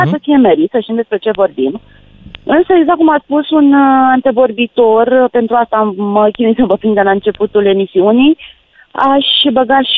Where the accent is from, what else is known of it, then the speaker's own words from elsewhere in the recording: Bacău County, Romania; În județul Bacău, de unde sunt eu